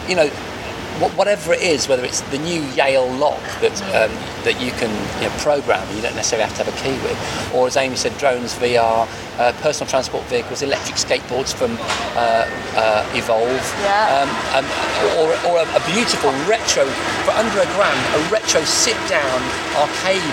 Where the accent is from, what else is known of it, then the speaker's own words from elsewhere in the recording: Wordsley, West Midlands, United Kingdom; I'm from Wordsley originally.